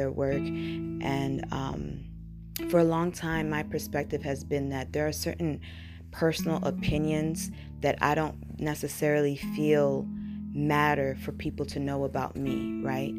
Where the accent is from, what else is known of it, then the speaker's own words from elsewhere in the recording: United States; first language English; also born or lived in Burkina Faso; I came to the United States when I was very young